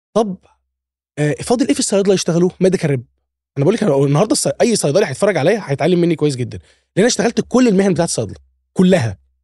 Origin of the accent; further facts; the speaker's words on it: Alexandria, Alexandria Governorate, Egypt; انا من اسكندريه محافظه في مصر يعني فكان جيشي برضو في اسكندريه